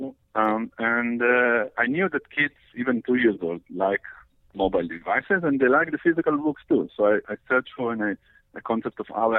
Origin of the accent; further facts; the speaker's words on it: Israel; English is a second language; Yeah, I was.